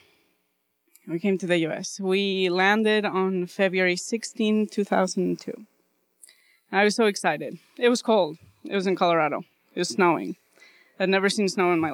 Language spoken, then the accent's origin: English; Bolivia; moved away; I grew up in Bolivia.